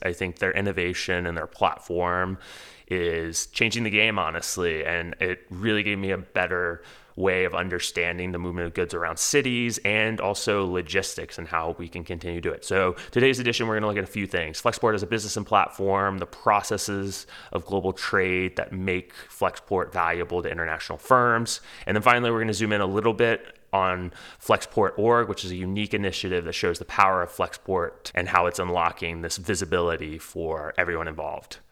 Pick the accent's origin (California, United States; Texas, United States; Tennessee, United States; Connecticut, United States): Texas, United States; Houston; moved away; I grew up in Houston